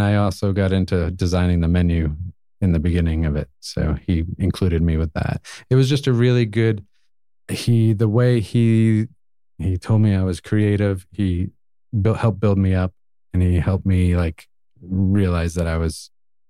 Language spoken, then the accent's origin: English; New Hampshire, United States; also born or lived in Lowell, Massachusetts; So I was born just outside of Boston, kind of grew up a little bit in Lowell, Massachusetts when I was younger. And then my family bounced around a lot, moved around, and then ended up going through my grade school and high school years in New Hampshire.